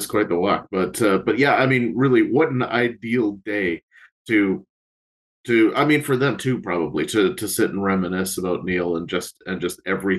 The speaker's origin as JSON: {"language": "English", "country": "Canada", "said": "being Canadian ourselves"}